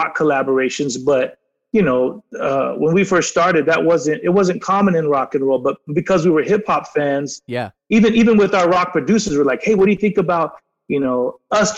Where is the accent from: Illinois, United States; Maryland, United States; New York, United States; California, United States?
California, United States; San Diego; we're from San Diego. We're right by the border